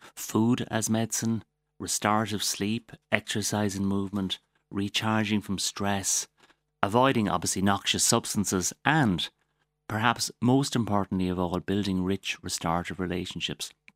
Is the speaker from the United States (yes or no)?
no; Waterford, Munster, Ireland; I'm, I'm from Waterford. I'm very proud of the place I come from